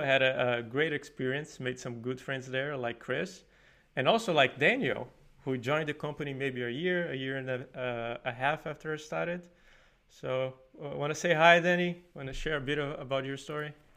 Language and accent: English; Paraíba, Brazil; moved away as an adult; now in Sweden; I'm from Paraíba, which is northeast of Brazil, and I study computer science there